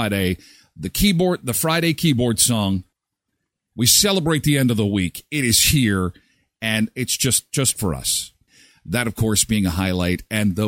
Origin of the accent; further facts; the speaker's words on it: Erickson, Manitoba, Canada; moved away; My hometown where I grew up, Erickson, Manitoba, the Nordic Inn.